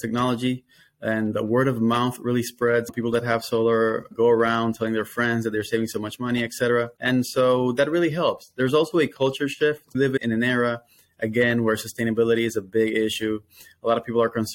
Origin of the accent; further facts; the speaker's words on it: Dominican Republic; moved away as an adult; now in Florida, United States; I am, though, Dominican. I'm from Dominican Republic. So I moved to the States in the year 2012